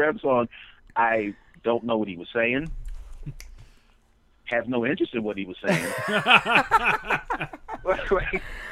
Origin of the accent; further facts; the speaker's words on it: Philadelphia, Pennsylvania, United States; moved away as an adult; also born or lived in Los Angeles; I'm from Philadelphia originally.